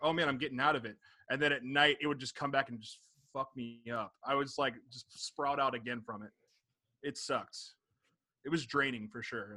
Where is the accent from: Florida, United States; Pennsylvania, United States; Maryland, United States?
Florida, United States; Jacksonville; now in Chicago, United States; I'm originally from Jacksonville, but I live in Chicago now.